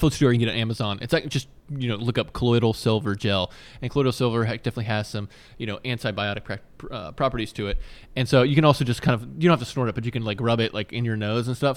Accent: Virginia, United States; I grew up in Virginia

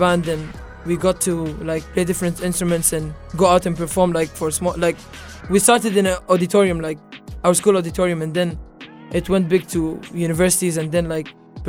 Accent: Sharjah, United Arab Emirates; Sharjah, actually. Sharjah. My hometown, Sharjah.

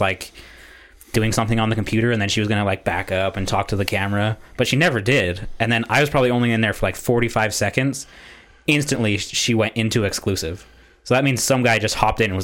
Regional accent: United States; I'm from America

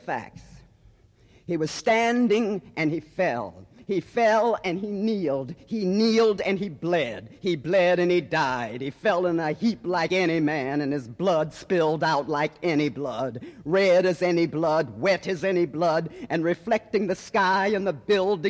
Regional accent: Midwest, United States; I grew up in the Midwest in a predominantly white community

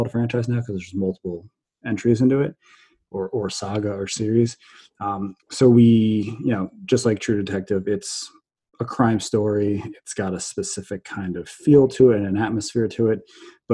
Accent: New Jersey, United States; I grew up in New Jersey.

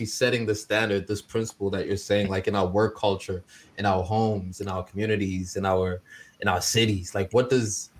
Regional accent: South Africa; moved away; South Africa, my home country

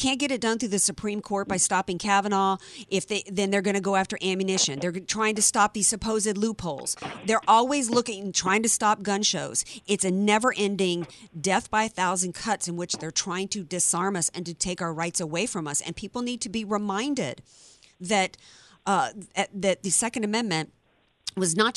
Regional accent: the South, United States; moved away; when I grew up in the South

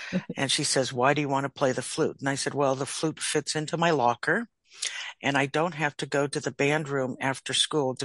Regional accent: Orinda, California, United States; I am from the San Francisco Bay Area. I grew up in a town called Arinda, which is in the East Bay

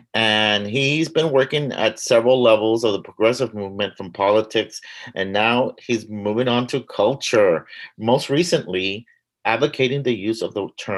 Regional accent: Rio Grande Valley, Texas, United States; On the border by the sea. That's where I'm from.

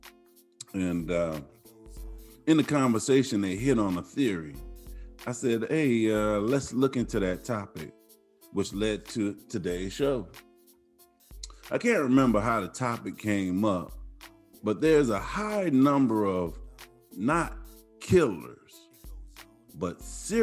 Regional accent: Atlanta, Georgia, United States; moved away; my birthplace, where I was born in Atlanta, Georgia

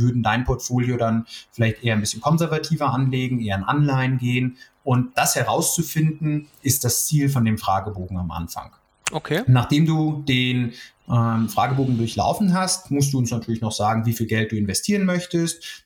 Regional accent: the Frankfurt area, Hesse, Germany; moved away as an adult; now in Munich, Germany; Ich komme sogar eigentlich aus der Gegend, aber bin mittlerweile doch in München auch sehr heimisch geworden

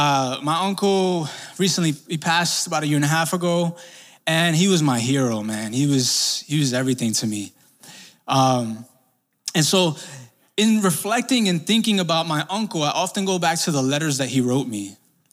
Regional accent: Brooklyn, New York, United States; See, I grew up in Sunset Park, Brooklyn. Shout out to Sunset for everybody here.

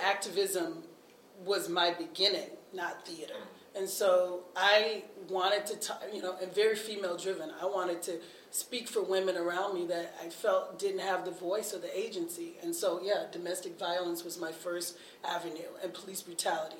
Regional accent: the South, United States; now in Minneapolis–Saint Paul, United States; I grew up in the church and I grew up in the South

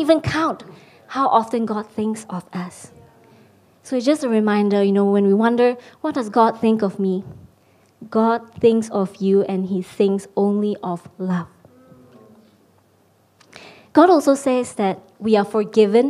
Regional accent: Malaysia; moved away as an adult; now in London, United Kingdom; I'm Malaysian. I've been living in London for the past couple of years

